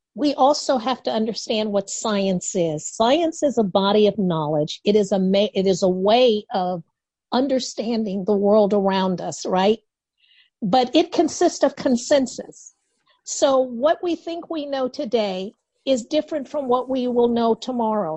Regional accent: Chicago, Illinois, United States; I grew up in Henry Horner Projects right next to the Chicago Bulls Stadium

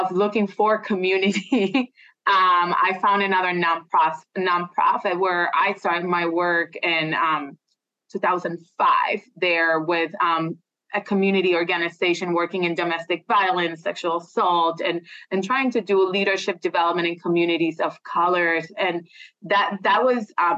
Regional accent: Puerto Rico; moved away as an adult; I'm originally from Puerto Rico. So I came here when I was 21 to do my graduate degree.

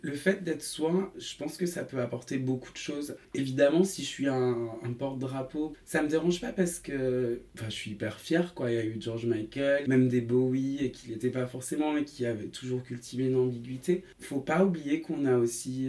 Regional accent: Saint-Étienne, Auvergne-Rhône-Alpes, France; moved away; also born or lived in Paris; je suis né à Saint-Etienne

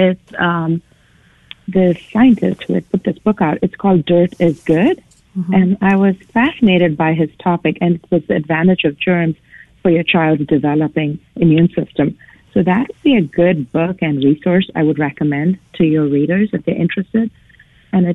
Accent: India; moved away as an adult; now in United States; I was born and raised in India. I came to the United States in the early 90s.

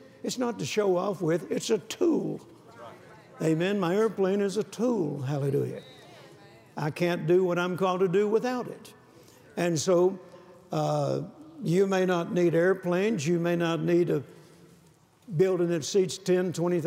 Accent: Louisiana, United States; also born or lived in Mississippi; I was born in Mississippi, and then we moved to Louisiana, and I didn't see my grandparents as often as I did when I was in Mississippi

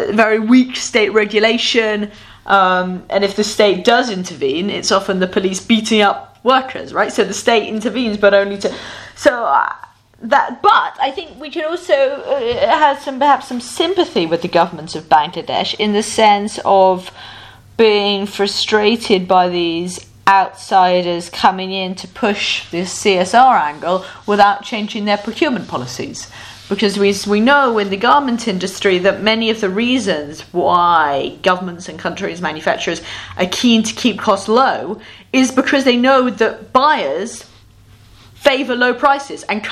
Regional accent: London, United Kingdom; We're in Berlin now. We're both from London

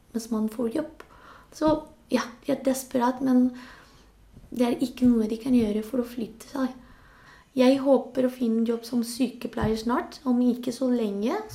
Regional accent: Spain; Norwegian is a second language; now in Norway; Det er ikke lett, fordi det er litt annerledes enn der jeg kommer fra. Men jeg, jeg synes ikke jeg skal, jeg skal tilbake til Spania.

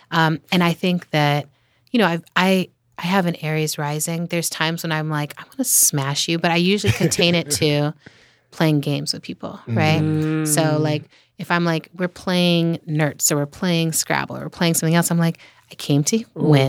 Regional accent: Germany; I grew up in Germany. Mm. And I'm like, when I'm in Japan or Germany, you know, I feel very like there's a familiarity

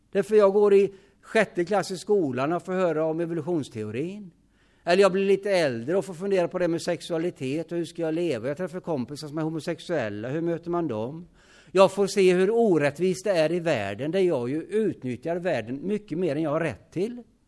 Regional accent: Hyssna, Västra Götaland, Sweden; I Hyssna där jag är född

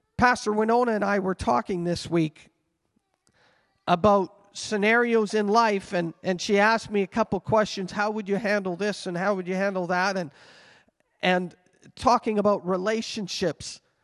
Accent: Canada; I carry a Canadian passport and I may identify myself as a Canadian citizen

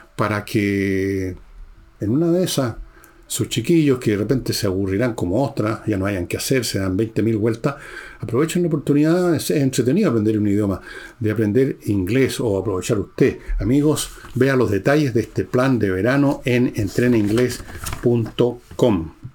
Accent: Chile

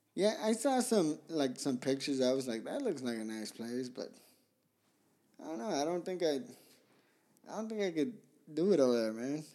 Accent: Pomona, California, United States; also born or lived in Guadalajara, Mexico / Zacatecas, Mexico; I grew up in Pomona

